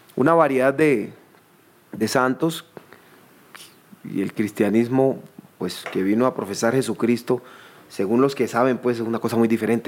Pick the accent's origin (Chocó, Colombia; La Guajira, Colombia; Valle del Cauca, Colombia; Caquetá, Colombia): Chocó, Colombia; moved away as an adult; also born or lived in Quibdó / Bogotá / Cali; now in New York, United States; Yo soy del Chocó.